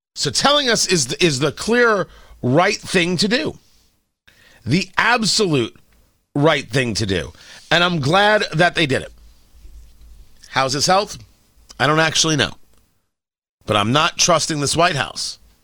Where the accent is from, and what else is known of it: United States